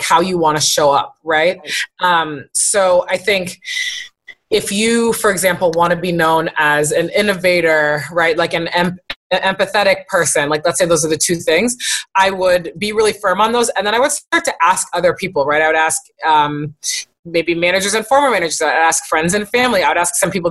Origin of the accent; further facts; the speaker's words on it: East Coast, United States; I come from two Haitian parents and uh-huh. I'm from the East Coast